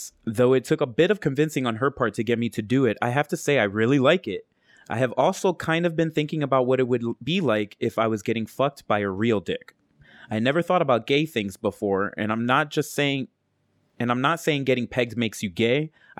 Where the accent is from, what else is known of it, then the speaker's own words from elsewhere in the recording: Cuba; Right. I'm from Cuba, remember? This technology.